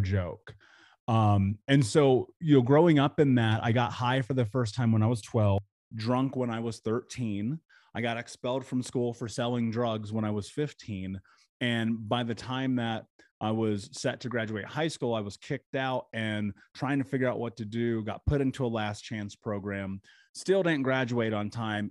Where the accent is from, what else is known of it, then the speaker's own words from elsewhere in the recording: Indianapolis, Indiana, United States; I grew up in Indianapolis